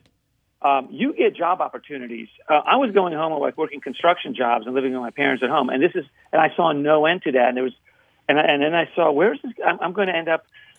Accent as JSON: {"language": "English", "region": "Northern Virginia", "country": "United States", "tie": "born or raised there", "also_born_or_lived": "Poland / Peru", "said": "I was born in Poland. I grew up in Northern Virginia."}